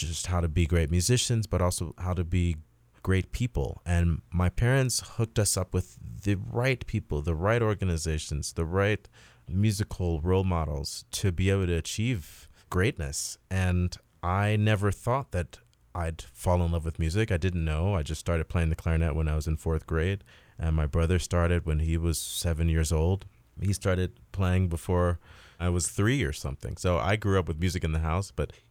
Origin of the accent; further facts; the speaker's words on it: Chicago, Illinois, United States; And we grew up on the South Side, and we actually even had lots of other people in our peer group that were also playing music.